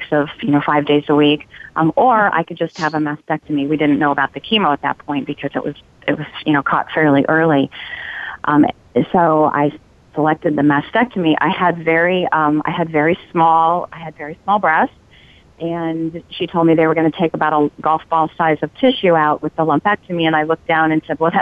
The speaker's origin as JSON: {"language": "English", "region": "California", "country": "United States", "moved": "yes", "lives_now": "Oregon, United States", "said": "I'm a transplant. I'm not from Oregon. I'm from California"}